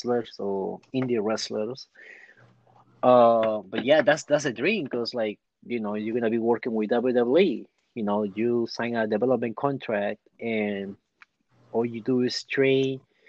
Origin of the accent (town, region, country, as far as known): Peru; born or raised there; now in United States